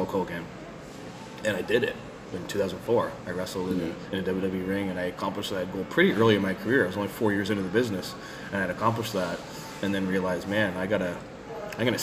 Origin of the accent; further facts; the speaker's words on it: Canada; as a Canadian independent wrestler.